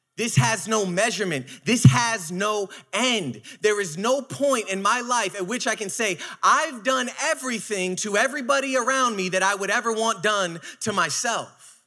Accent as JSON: {"language": "English", "town": "New York City", "region": "New York", "country": "United States", "said": "I am from Brooklyn"}